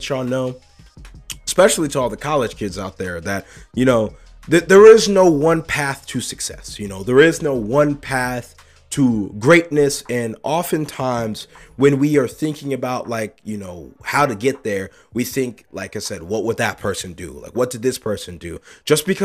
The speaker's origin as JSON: {"language": "English", "country": "United States", "said": "I'm an American"}